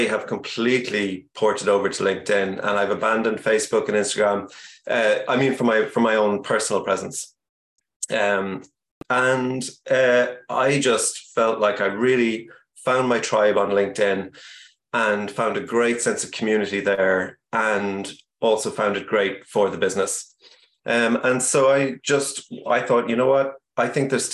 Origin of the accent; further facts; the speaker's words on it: Ireland; also born or lived in Cork / Kentucky; I'm Irish. We live in Cork, but I'm actually chatting to you right now from Kentucky